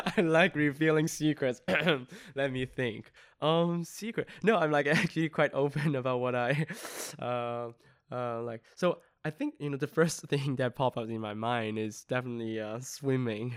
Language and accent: English; Yunnan, China; moved away; my hometown is in, um, Yunnan, um, southwestern part of, uh, a province in mainland China.